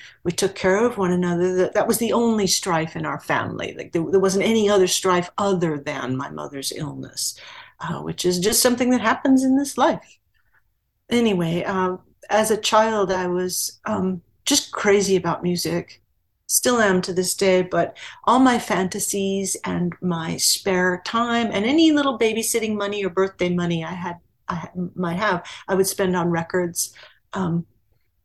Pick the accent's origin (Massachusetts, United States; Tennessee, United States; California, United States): California, United States; Anaheim; I'm from Southern California, mm-hmm. Anaheim, California, to be precise